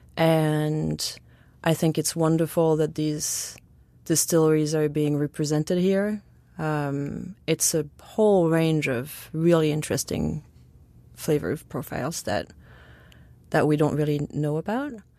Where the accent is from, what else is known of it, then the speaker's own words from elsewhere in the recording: near where Chartreuse is made, Auvergne-Rhône-Alpes, France; now in New York City, United States; I grew up in France and I grew up, like, right by where chartreuse